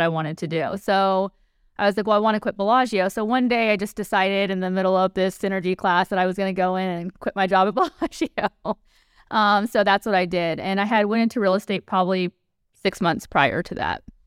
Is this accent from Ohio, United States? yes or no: no; Mississippi, United States; moved away as an adult; now in Las Vegas, United States; I grew up in Mississippi